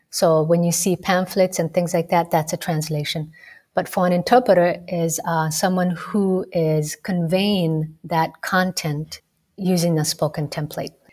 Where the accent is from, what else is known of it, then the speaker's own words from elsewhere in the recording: Rift Valley, Kenya; You know, I grew up in Kenya. I grew up in a very multicultural, multilingual society in a small town in the Rift Valley province.